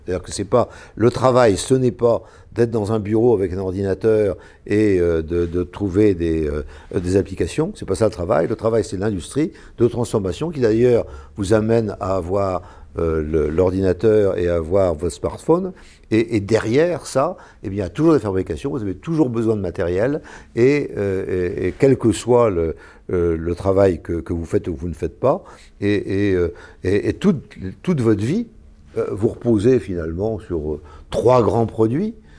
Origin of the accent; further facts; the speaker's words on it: Brittany, France; en tant que breton, industriel